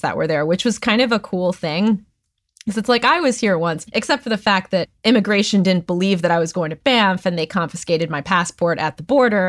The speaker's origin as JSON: {"language": "English", "town": "Hellertown", "region": "Pennsylvania", "country": "United States", "tie": "born or raised there", "also_born_or_lived": "Chicago / Nashville", "moved": "yes", "lives_now": "Los Angeles, United States", "said": "I grew up in Hellertown, Pennsylvania"}